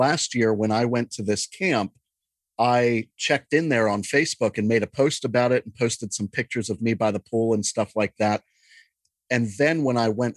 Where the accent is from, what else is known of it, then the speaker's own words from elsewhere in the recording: Juniata River area, Pennsylvania, United States; And I spent my entire childhood in that river.